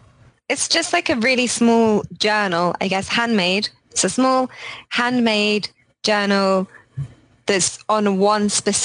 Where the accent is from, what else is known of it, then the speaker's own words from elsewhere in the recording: Leeds, Yorkshire and the Humber, United Kingdom; I'm a designer and I'm from Leeds in England.